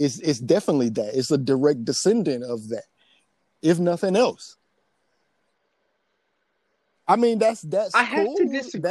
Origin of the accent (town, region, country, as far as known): Atlanta, Georgia, United States